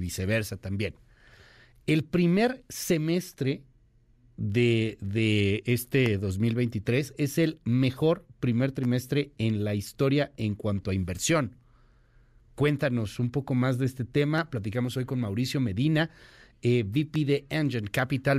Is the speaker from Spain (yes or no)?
no; Mexico; México, al ser el socio comercial importantísimo que somos de Estados Unidos